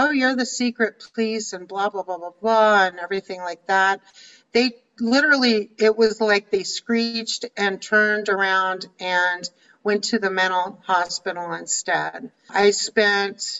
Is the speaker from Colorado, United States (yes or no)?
yes; Littleton, Colorado, United States; moved away as an adult; also born or lived in Washington, D.C. / Arizona; I grew up in Littleton, Colorado